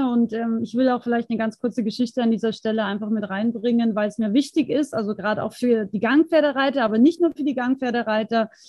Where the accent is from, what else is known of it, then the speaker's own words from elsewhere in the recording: Austria; now in Germany; Ich komme ursprünglich aus Österreich, ähm, lebe aber schon sehr, sehr lange im schönen Bayern.